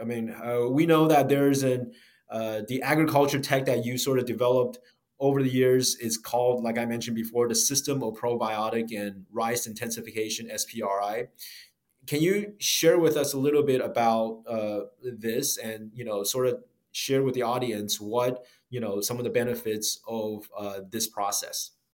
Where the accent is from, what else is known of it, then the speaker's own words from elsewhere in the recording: United States; I grew up in the States as well